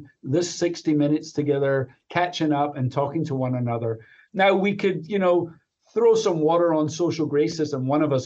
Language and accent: English; Glasgow, Scotland, United Kingdom; moved away as an adult; also born or lived in Chicago; now in United States; as your listeners can probably tell, even after being here for 33 years, I'm from Glasgow, Scotland